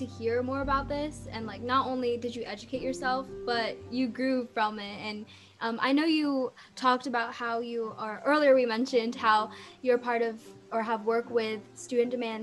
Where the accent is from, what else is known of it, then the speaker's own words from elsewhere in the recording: San Diego, California, United States; I am from San Diego, California